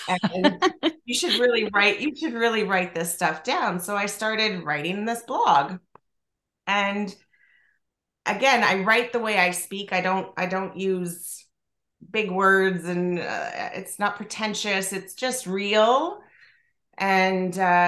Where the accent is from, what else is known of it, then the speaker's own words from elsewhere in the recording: Toronto, Ontario, Canada; I'm from Toronto